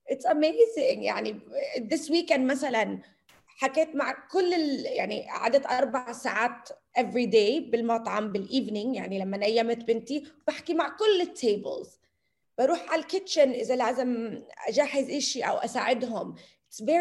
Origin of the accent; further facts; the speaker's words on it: United States; moved away as an adult; أنا من أنا وصغيرة كتير كتير بحب الطبخ وتربيت بأمريكا